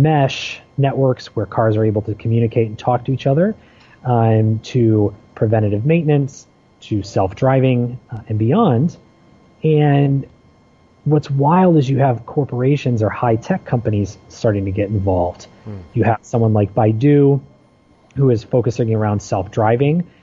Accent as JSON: {"language": "English", "town": "Ann Arbor", "region": "Michigan", "country": "United States", "tie": "born or raised there", "said": "my hometown in Ann Arbor, Michigan, in the greater Detroit area."}